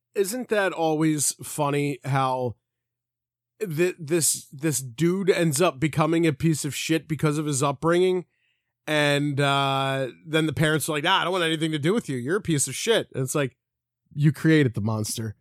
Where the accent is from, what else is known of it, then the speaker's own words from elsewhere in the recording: Philadelphia, Pennsylvania, United States; we're, we're from Philly.